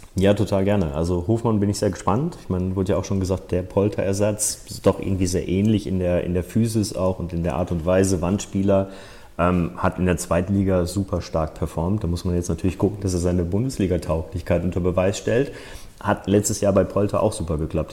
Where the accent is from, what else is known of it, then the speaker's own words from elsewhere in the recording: Bochum, North Rhine-Westphalia, Germany; now in Munich, Germany; ich bin Bochumer durch und durch. In ähm, Bochum geboren, Bochum zur Schule gegangen